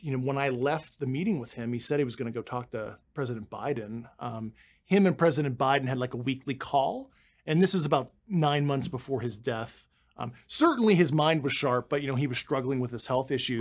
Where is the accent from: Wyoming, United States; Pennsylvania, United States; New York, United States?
Pennsylvania, United States; Pittsburgh; moved away as an adult; I spent my entire life growing up in Pittsburgh, Pennsylvania